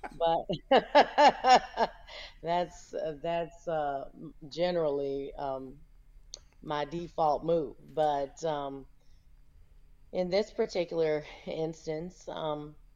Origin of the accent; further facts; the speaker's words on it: Houston, Texas, United States; moved away as an adult; also born or lived in Las Vegas, Nevada; I am from Houston, Texas. I grew up here in Houston. I live in Houston now